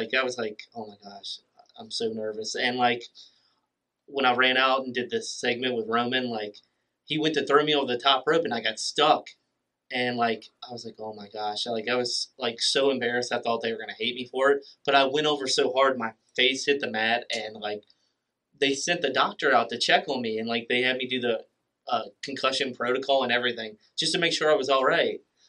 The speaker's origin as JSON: {"language": "English", "town": "Philadelphia", "region": "Pennsylvania", "country": "United States", "tie": "born or raised there", "said": "talking about how I was from Philadelphia, and that I love the cheesesteak and the Liberty Bell, and I finally get to wrestle in front of my hometown crowd of Philadelphia, Pennsylvania."}